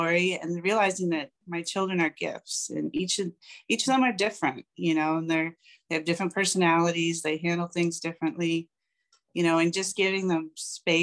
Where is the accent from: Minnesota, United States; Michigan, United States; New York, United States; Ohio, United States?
Ohio, United States; Cleveland; I am from Cleveland, Ohio